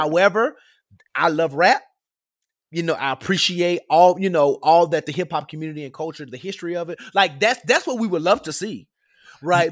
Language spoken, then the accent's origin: English; Memphis, Tennessee, United States; Growing up in Memphis, you hear certain things